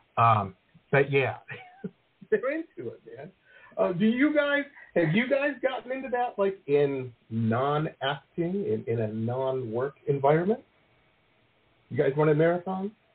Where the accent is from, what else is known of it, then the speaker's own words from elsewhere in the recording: Detroit, Michigan, United States; moved away as an adult; also born or lived in Boston / San Diego; now in Florida, United States; I grew up in Metro Detroit